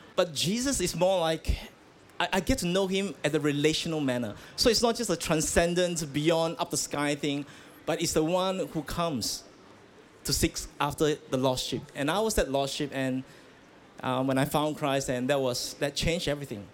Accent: Malaysia; I grew up in Malaysia

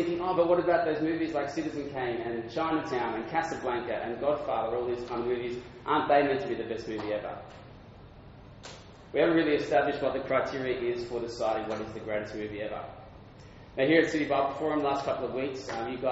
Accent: Adelaide, South Australia, Australia; moved away as an adult; now in Sydney, Australia; And I'm from Adelaide. I used to work for a newspaper there full-time. Then I moved to Sydney

